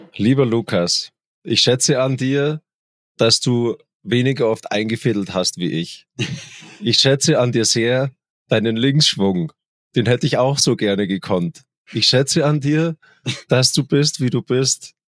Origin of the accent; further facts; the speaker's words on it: Germany; Bei uns in Deutschland